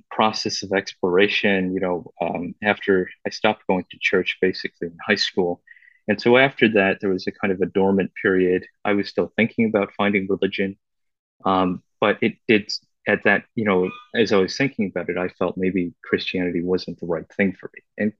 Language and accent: English; Vancouver, British Columbia, Canada; moved away; also born or lived in Beijing, China / China; I was born actually in Beijing. My parents immigrated to Vancouver when I was very young.